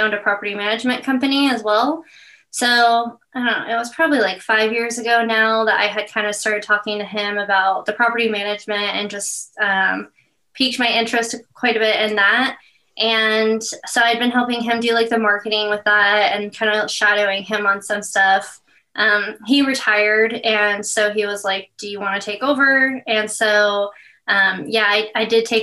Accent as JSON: {"language": "English", "town": "Meridian", "region": "Idaho", "country": "United States", "tie": "born or raised there", "also_born_or_lived": "Boise, Idaho", "said": "I wasn't born here, so I can't say I'm a native, but I've been here since I was three. So I literally don't remember anything else. Yeah, but I grew up in Meridian, Idaho, so right next to Boise."}